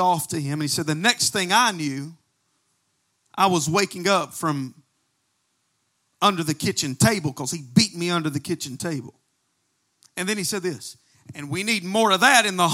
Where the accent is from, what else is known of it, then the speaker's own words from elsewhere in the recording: United States; I am a Christian before I'm American